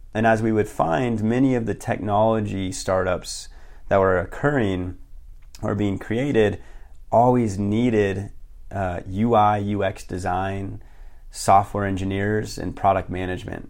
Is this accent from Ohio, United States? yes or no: no; Billings, Montana, United States; also born or lived in Bozeman, Montana; I am from Billings, Montana originally, graduated high school, and, uh, moved to Bozeman